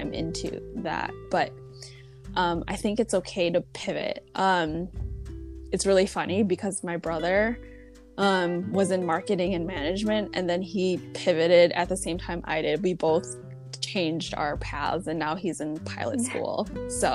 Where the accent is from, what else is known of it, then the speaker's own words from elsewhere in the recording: Chicago, Illinois, United States; I'm from Chicago, like, never left for school, so I only know this market